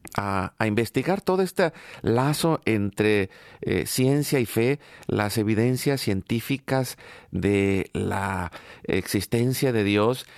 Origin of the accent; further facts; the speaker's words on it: Mexico; now in United States; yo vengo de México